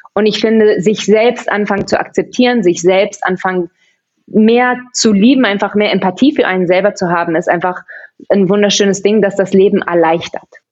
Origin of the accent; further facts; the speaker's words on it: Barcelona, Catalonia, Spain; first language German; also born or lived in Vienna, Austria; Also ich habe zwei deutsche Eltern, bin aber, als ich zwei Wochen alt war, mit ihnen nach Barcelona gezogen. Also ich bin da aufgewachsen und war aber dann in der deutschen Schule und Deutsch ist eigentlich meine Muttersprache